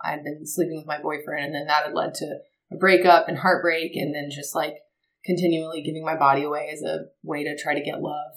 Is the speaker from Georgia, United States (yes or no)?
yes; Marietta, Georgia, United States; born or raised there